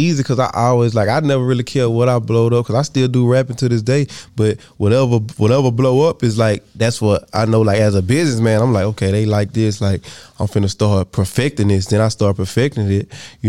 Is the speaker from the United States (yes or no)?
yes; the South, United States; I mean, we from the South, so we from Boosie Pop. You know what I'm saying? I'm from the South, so we from Boosie Pop.